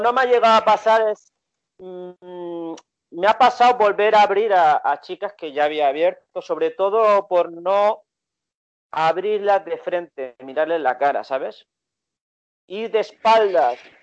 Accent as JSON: {"language": "Spanish", "town": "Barcelona", "region": "Catalonia", "country": "Spain", "said": "yo era de Barcelona, español"}